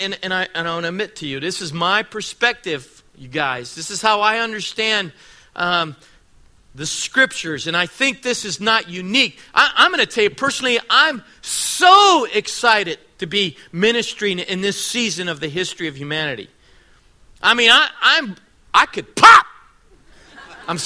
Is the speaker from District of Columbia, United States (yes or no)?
yes; Washington, District of Columbia, United States; born there; I'm 59 years old. I was born in Washington, D.C.